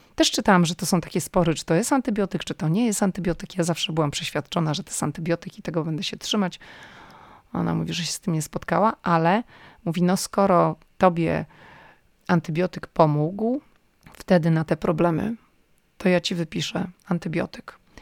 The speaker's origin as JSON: {"language": "Polish", "country": "Poland", "moved": "as an adult", "lives_now": "United States", "said": "jestem z Polski"}